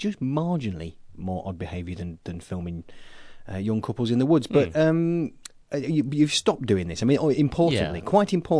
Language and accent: English; Boston, Massachusetts, United States; born there; This isn't like when you revealed that I was born in Boston, that kind of thing.